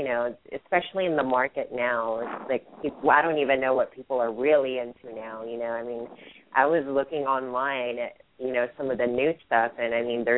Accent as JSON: {"language": "English", "town": "Hayward", "region": "California", "country": "United States", "tie": "born or raised there", "also_born_or_lived": "Philippines / San Francisco, California"}